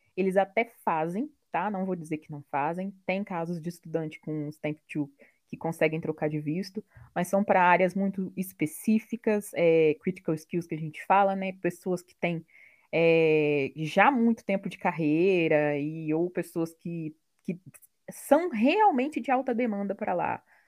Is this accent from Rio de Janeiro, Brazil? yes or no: yes; Barra Mansa, Rio de Janeiro, Brazil; moved away; sou de Barra Mansa, no interior do Rio